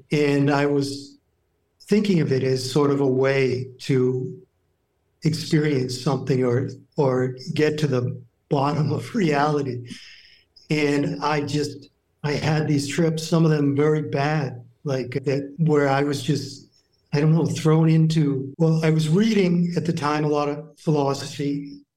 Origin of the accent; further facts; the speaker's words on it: New Hampshire, United States; I grew up in New Hampshire, so pretty small town.